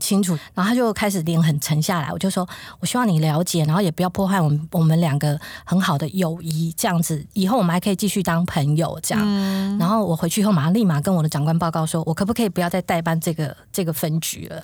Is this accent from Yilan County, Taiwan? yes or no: no; Taoyuan, Taiwan; moved away as an adult; also born or lived in Hualien; 我是桃园人